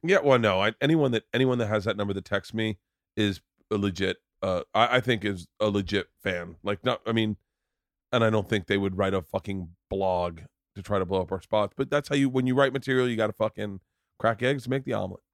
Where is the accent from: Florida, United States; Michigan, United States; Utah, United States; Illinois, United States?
Florida, United States; I grew up in Florida